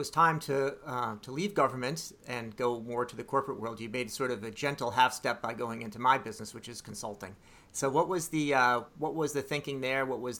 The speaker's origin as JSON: {"language": "English", "town": "Bethesda", "region": "Maryland", "country": "United States", "tie": "born or raised there", "said": "I grew up in Bethesda."}